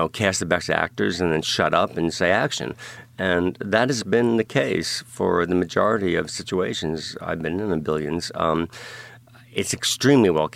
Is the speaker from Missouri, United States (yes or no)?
no; New York City, New York, United States; I grew up in Brooklyn and Staten Island